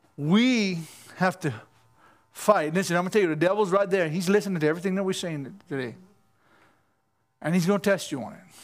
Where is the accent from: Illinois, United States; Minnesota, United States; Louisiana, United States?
Louisiana, United States; Cajun; I'm only Cajun